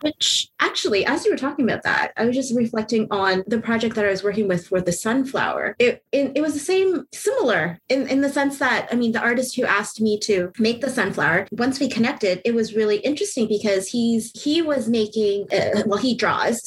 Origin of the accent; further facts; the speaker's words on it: Canada; I'm not American, I'm Canadian